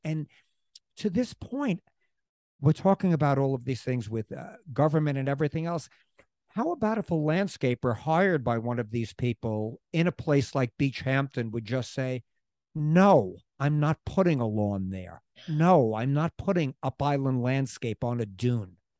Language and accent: English; New York City, New York, United States; now in Springs, United States; we're from Queens.